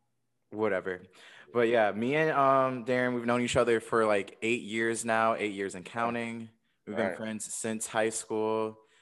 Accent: Detroit, Michigan, United States; I was from Detroit.

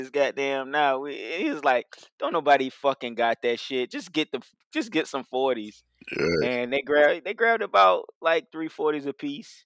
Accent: Louisiana, United States; I'm from Louisiana

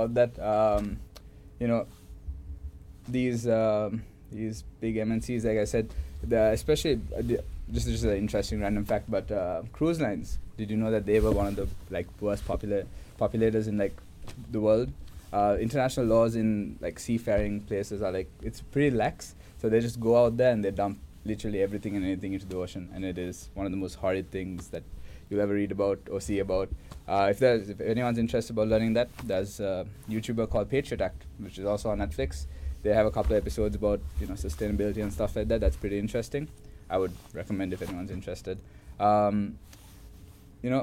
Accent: Sri Lanka; now in Melbourne, Australia; I'm from Sri Lanka

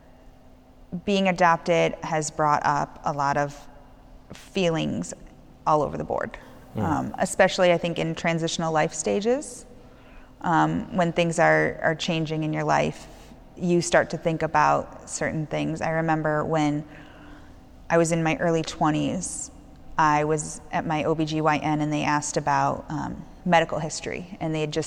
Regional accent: St. Charles, United States; We grew up in St. Charles

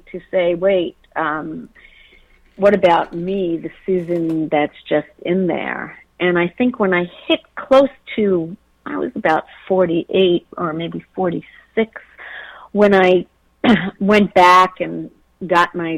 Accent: Israel; I grew up in Israel on a kibbutz.

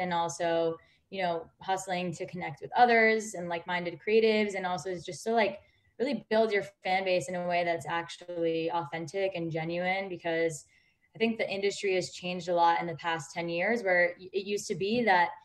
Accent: New York, United States; moved away as an adult; now in Los Angeles, United States; I'm from New York originally, so coming to LA was definitely a big change

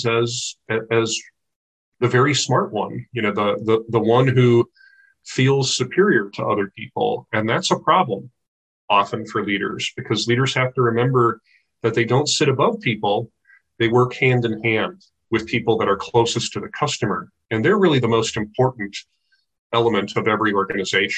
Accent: Midwest, United States; moved away as an adult; also born or lived in United Kingdom; now in Olympia, United States; I grew up in the Midwest.

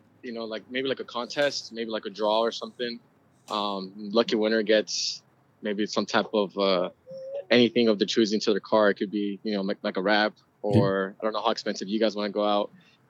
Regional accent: Los Angeles, California, United States; now in Simi Valley, United States; I grew up in the San Fernando Valley

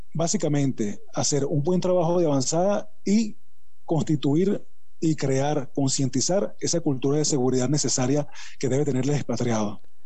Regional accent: Venezuela; mi país

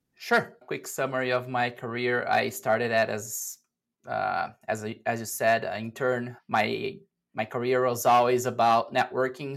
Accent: Brazil; moved away as an adult; now in United States; I'm originally from Brazil, and back in 2017, I moved to the US

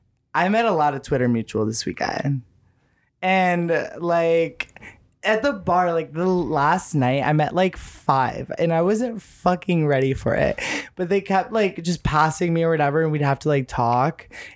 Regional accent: Chicago, Illinois, United States; I'm from Chicago. And I think that's where like my chaotic energy comes from.

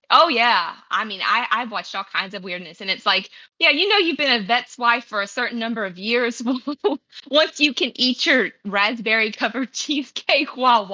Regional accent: Tennessee, United States; I grew up in Tennessee, was raised in Tennessee, so we mostly kind of get all four seasons.

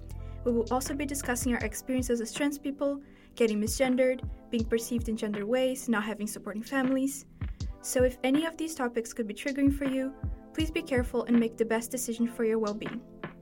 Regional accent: Brazil; moved away as an adult; also born or lived in New Brunswick, Canada; now in Prince Edward Island, Canada; I'm not originally from PEI. In fact, I'm not even from Canada. I was born and raised in Brazil, moved to New Brunswick in 2019, and to PEI in September of 2022 for college.

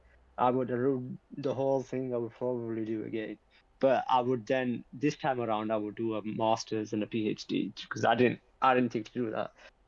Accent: Yorkshire and the Humber, United Kingdom; I'm from West Yorkshire, but not born and raised, but I'm from West Yorkshire.

